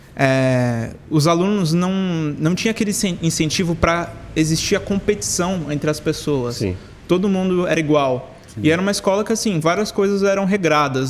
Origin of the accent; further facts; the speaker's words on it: São Paulo, Brazil; Eu nasci em São Paulo também.